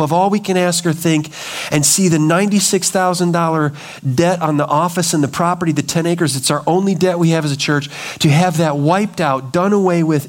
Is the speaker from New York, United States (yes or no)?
no; Chicago, Illinois, United States; I grew up in the Chicagoland area